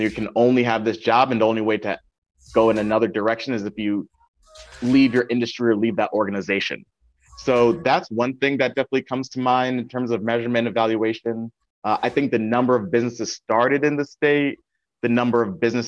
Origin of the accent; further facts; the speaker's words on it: Windsor, Connecticut, United States; also born or lived in Hartford, Connecticut; now in New Haven, United States; I was born in Windsor, Connecticut, lived in Hartford for a number of years, and then moved to New Haven